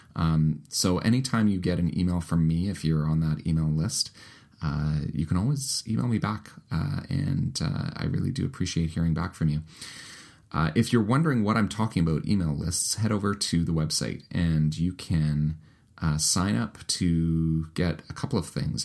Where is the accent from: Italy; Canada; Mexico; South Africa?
Canada; also born or lived in United Kingdom; my home country of the United Kingdom. Uh, I lived there for the first two years of my life before my family moved to Canada